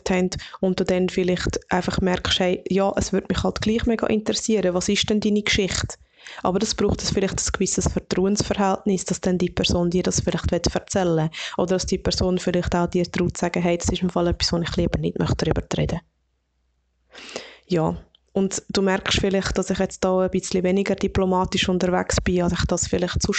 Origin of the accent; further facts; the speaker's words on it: Obwalden, Switzerland; now in Lucerne, Switzerland; dann sage ich, ich wohne in Luzern und ich bin in Obwalden aufgewachsen.